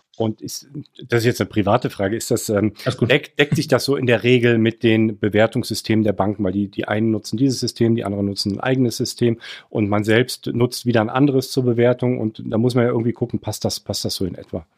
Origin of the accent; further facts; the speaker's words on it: Cologne, North Rhine-Westphalia, Germany; als Kölner aus NRW